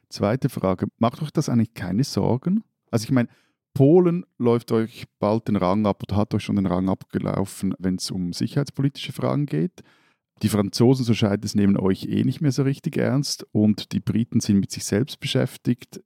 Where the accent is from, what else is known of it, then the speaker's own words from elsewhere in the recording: Switzerland; als Schweizer